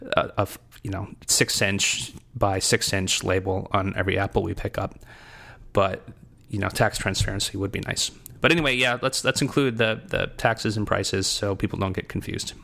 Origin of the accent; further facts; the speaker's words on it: United States; also born or lived in New England; now in Southern United States; as an American